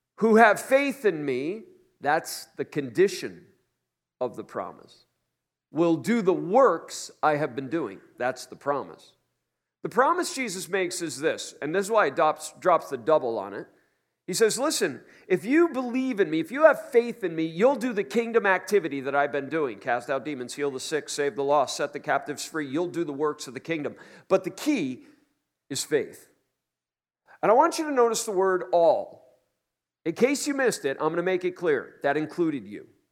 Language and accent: English; New York City, New York, United States; I'm a New Yorker.